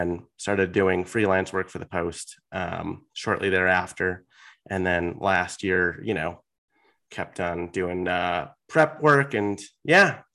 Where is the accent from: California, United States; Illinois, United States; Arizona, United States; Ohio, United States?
Illinois, United States; Chicago; moved away as an adult; also born or lived in Milwaukee; now in Durango, United States; I grew up in Chicago